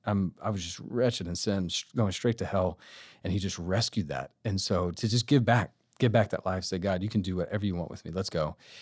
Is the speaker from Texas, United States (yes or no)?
yes; Austin, Texas, United States; moved away; I am from Austin